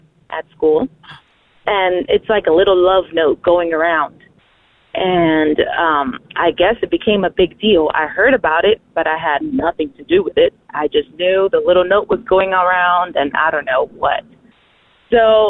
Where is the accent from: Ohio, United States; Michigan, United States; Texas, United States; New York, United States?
Texas, United States; San Antonio; I am from San Antonio, Texas